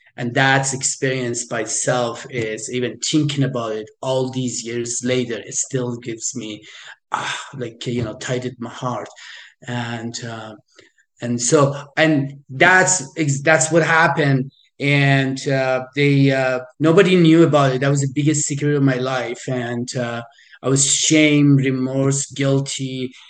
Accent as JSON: {"language": "English", "country": "Iran", "tie": "born or raised there", "moved": "yes", "said": "I am originally from Iran. I was born in in Iran"}